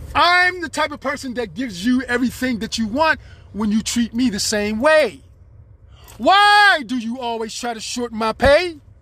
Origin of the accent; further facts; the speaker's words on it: United States; I'm an American citizen